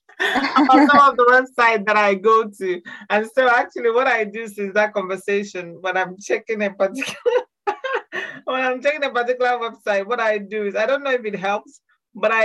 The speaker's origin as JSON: {"language": "English", "country": "Nigeria", "tie": "born or raised there", "moved": "yes", "lives_now": "Scotland, United Kingdom", "said": "as an Igbo person and also as a Nigerian"}